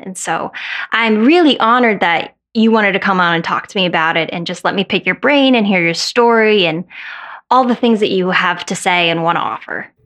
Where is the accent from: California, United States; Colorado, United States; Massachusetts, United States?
Colorado, United States; moved away; I grew up in Colorado.